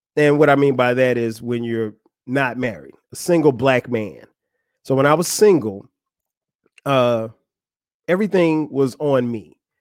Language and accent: English; Florence, South Carolina, United States; moved away as an adult; now in Atlanta, United States; that's my hometown, Florence, South Carolina